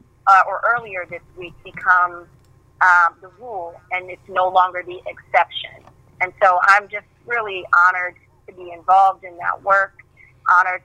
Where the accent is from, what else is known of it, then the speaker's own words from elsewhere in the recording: New Jersey, United States; also born or lived in Kansas City; New Jersey, where I grew up